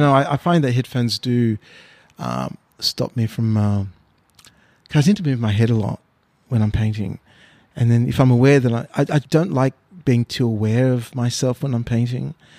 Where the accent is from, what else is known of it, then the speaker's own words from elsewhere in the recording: Australia; also born or lived in Mauritius; now in Sydney, Australia; I was born in Mauritius. Uh, I uh, came to Australia in 1971 when I was six years old